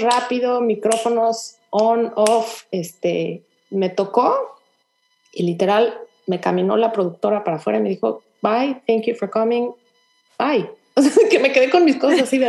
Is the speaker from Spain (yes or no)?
no; Mexico; now in Houston, United States; soy mexicana